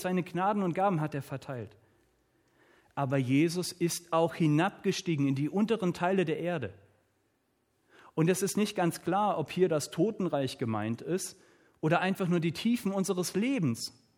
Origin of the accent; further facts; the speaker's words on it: Southern Germany, Germany; Ich komme hier aus dem Süden von Deutschland.